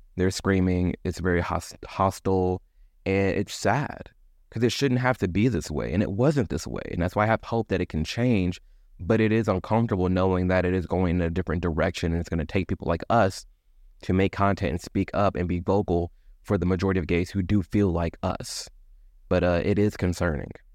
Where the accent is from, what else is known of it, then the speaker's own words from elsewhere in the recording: Midwest, United States; I grew up in the Midwest